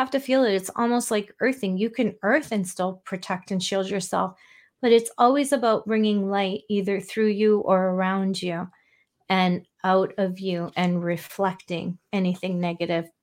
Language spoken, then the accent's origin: English; Canada; I'm Canadian